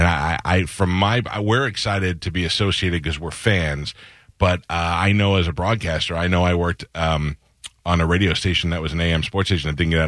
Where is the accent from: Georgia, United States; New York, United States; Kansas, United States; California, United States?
New York, United States; I grew up in New York